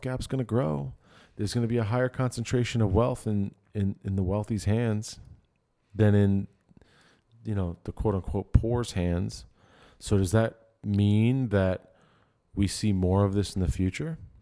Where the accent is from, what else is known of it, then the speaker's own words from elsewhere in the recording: Dix Hills, New York, United States; I'm from Dick Sales